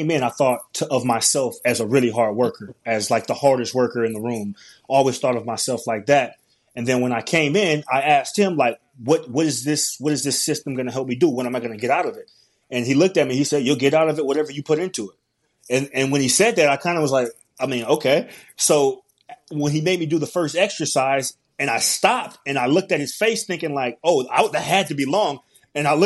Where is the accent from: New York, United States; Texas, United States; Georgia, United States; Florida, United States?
Georgia, United States; Atlanta; I'm from Atlanta, Georgia, born and raised